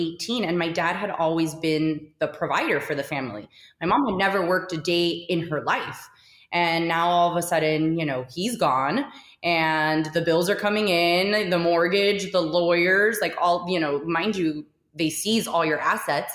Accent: Miami, Florida, United States; Miami through and through

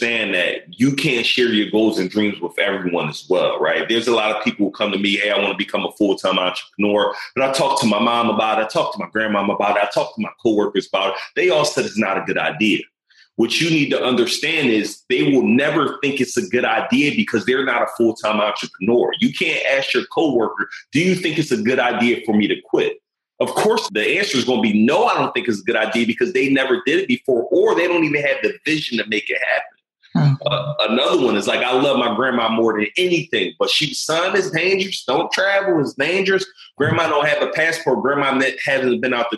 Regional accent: Philadelphia, Pennsylvania, United States; I'm coming from West Philly in the hood

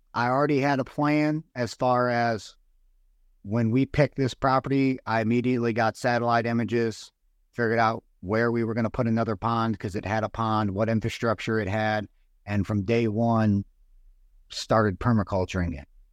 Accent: United States; also born or lived in Virginia; I moved from the Virginia area where I got out of the Marines back home to the Illinois and Missouri area 'cause I had family on both sides in Missouri and Illinois

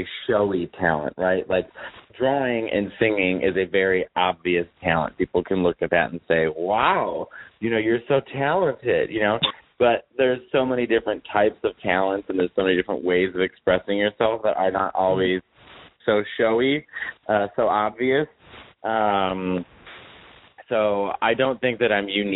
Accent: Chicago, Illinois, United States; now in New York, United States; I'm from Chicago.

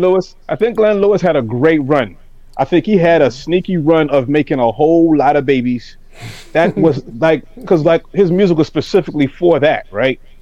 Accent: Toronto, Ontario, Canada; growing up in Toronto

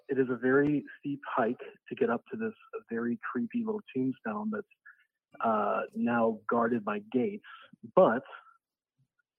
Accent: Sioux City, Iowa, United States; I grew up in Sioux City, Iowa

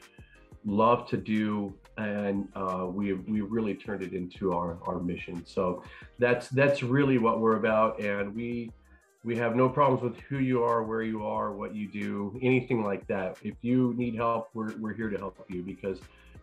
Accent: Northern New Mexico, United States; moved away as an adult; now in Texas, United States; growing up, I was an athlete, lived in Northern New Mexico, and went to school here in Texas.

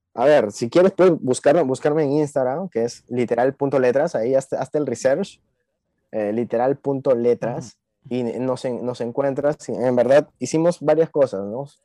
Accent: Peru; vengo de Perú

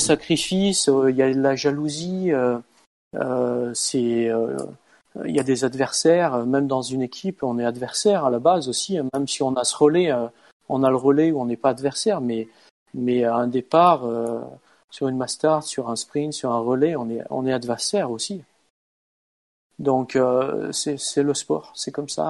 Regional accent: France; moved away as an adult; now in Norway; on est français

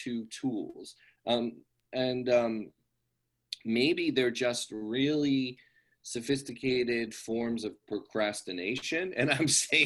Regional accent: San Marino, California, United States; also born or lived in New York area; I grew up in, I say Pasadena, but I essentially grew up in San Marino, which is a little town next

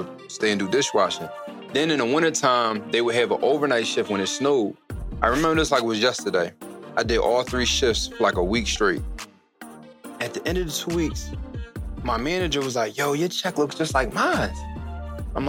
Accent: Philadelphia, Pennsylvania, United States; born and raised in Philadelphia

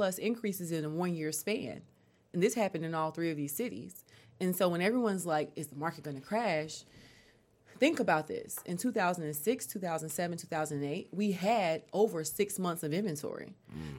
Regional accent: North Carolina, United States; moved away as an adult; now in Atlanta, United States; I moved to Atlanta by myself from North Carolina. 2006, right?

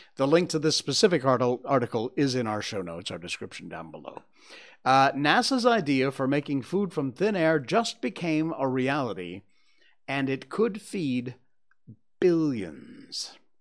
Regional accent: United States; now in Malaysia; I'm American, so I say flour

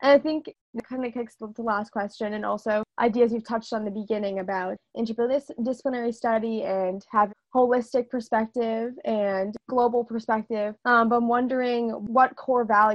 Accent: East Coast, United States; moved away as an adult; now in Los Angeles, United States; I'm from the East Coast and go to UCLA

